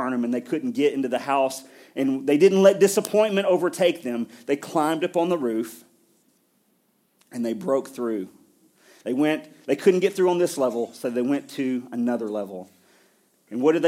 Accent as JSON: {"language": "English", "region": "Middle Tennessee", "country": "United States", "tie": "born or raised there", "said": "I grew up here in Middle Tennessee"}